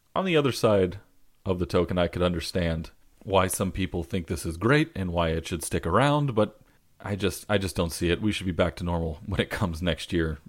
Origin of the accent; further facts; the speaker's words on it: Southern California, United States; also born or lived in Boston; I'm from Southern California